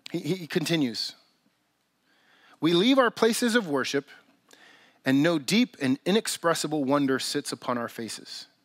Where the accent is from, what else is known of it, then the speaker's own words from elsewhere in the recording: California, United States; Like, I grew up in Southern California, and so there's a lot of people who speak Spanish in Southern California, and I don't speak a lick of Spanish.